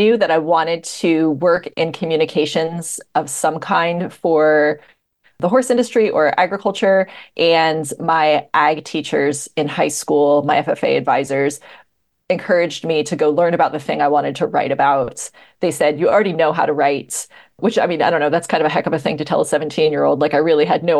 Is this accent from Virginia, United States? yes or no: no; Northwest New Jersey, United States; I grew up in New Jersey